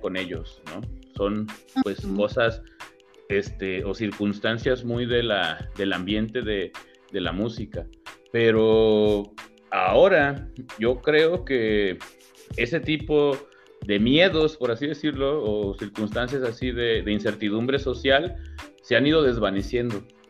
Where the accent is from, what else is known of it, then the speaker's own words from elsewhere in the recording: Colima, Mexico; also born or lived in Puebla; yo soy de aquí de Colima, nací en Colima